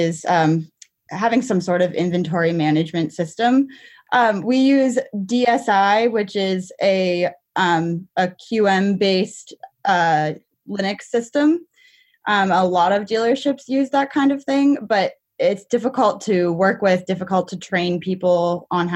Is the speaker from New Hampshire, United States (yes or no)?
yes; New Hampshire, United States; I'm from New Hampshire.